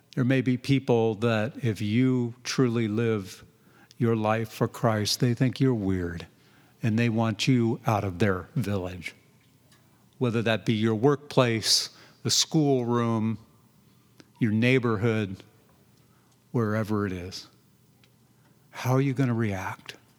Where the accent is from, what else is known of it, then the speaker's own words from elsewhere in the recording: Southern California, United States; now in Redland, Oregon, United States; I grew up in Southern California